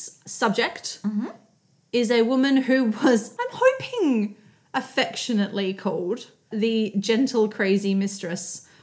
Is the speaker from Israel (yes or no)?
no; South Australia, Australia; We are South Australian